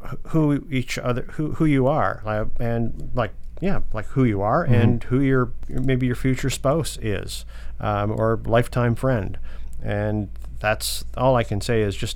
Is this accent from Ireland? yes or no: no; London, Ontario, Canada; I was from London